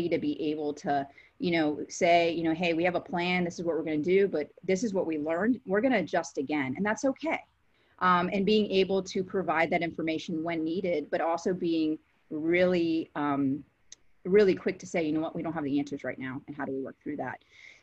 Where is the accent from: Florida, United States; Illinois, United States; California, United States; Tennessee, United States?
Florida, United States; Fort Lauderdale; moved away as an adult; also born or lived in New Haven, Connecticut / Gainesville, Florida; now in Clemson, United States; I'm from Fort Lauderdale, born and raised